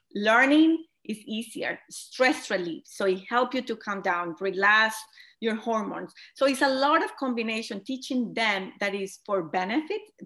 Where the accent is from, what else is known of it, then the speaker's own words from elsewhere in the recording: Colombia; moved away as an adult; now in United States; I am originally from Colombia, as you mentioned it. I moved to United States